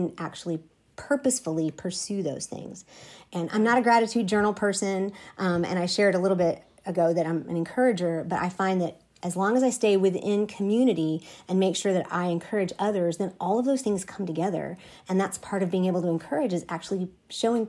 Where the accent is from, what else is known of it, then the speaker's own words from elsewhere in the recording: Southeast Texas, United States; I grew up in Southeast Texas